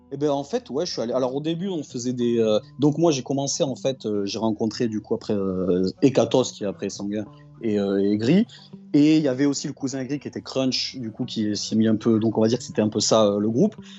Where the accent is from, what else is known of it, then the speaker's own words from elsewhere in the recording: Perpignan, Occitania, France; je suis bah, de Perpignan, originaire de Perpignan, le, du coup le, sud euh, du sud